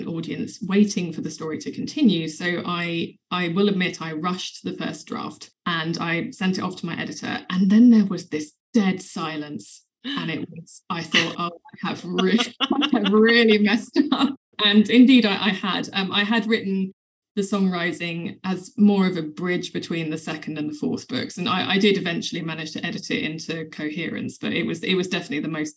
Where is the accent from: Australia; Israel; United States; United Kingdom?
United Kingdom; England; St. George was quite a big part of my childhood because he's a patron saint of England